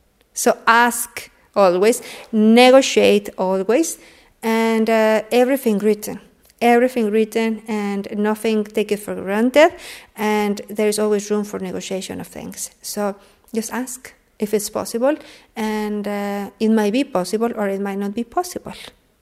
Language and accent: English; Mexico City, Mexico; now in Odense, Denmark; Mexico City.